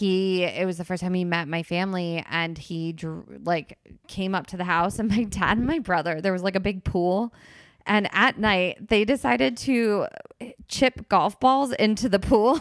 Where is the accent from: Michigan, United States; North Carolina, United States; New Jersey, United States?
New Jersey, United States; Princeton; I grew up in Princeton, New Jersey